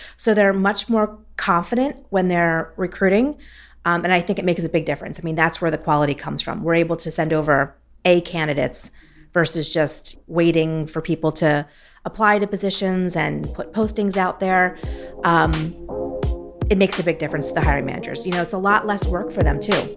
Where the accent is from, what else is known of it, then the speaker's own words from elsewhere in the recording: Philadelphia, Pennsylvania, United States; I'm a senior customer success manager with Accelerate, and I'm from Philadelphia, Pennsylvania